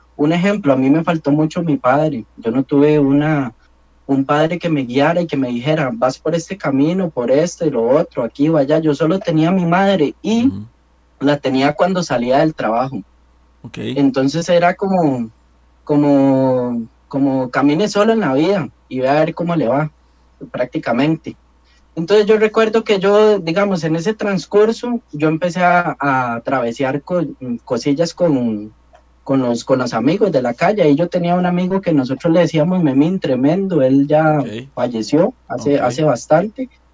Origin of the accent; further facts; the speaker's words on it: La León XIII, San José, Costa Rica; crecí en un barrio marginal, muchos lo conocen, yo crecí en la León 13